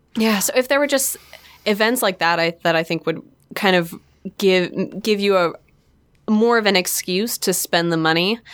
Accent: Port Townsend, Washington, United States; the theater in my hometown, Port Townsend

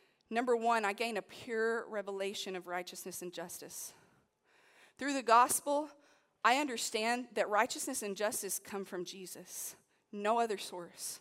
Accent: United States; I come as a Christian who happens to be American.

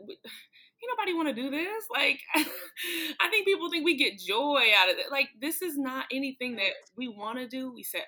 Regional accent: Atlanta, Georgia, United States; I'm from Atlanta

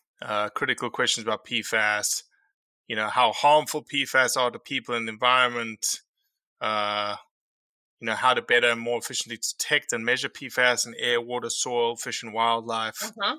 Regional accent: Northeast, United States; So what's the issue here, Miss? I'm from the Northeast and I know what's going on.

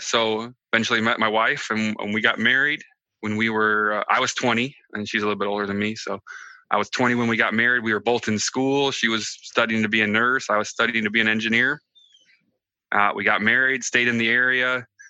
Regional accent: Michigan, United States; I'm from Southwest Michigan. I know Mindy's been there. It's a pretty awesome place right by the Lake Michigan, you know.

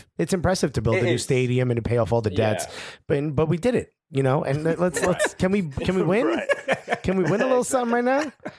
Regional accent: Newark, New Jersey, United States; moved away as an adult; now in New York, United States; I'm born and raised in Newark, New Jersey

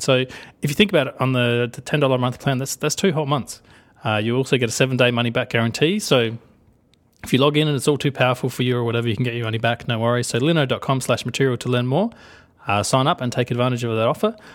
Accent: Australia; accent: Australian; I'm gonna do my Australian accent 'cause I'm allowed

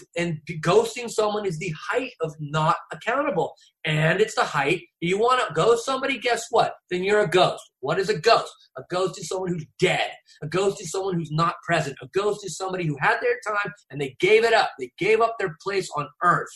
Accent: Newport Beach, California, United States; moved away; I grew up on Balboa Island. Like, you know, I grew up at Newport Beach

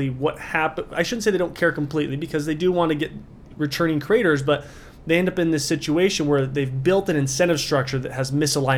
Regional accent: Burley, Idaho, United States; We're potato farmers from Burley, Idaho

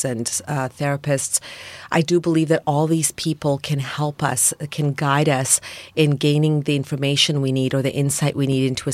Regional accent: Toronto, Ontario, Canada; born or raised there

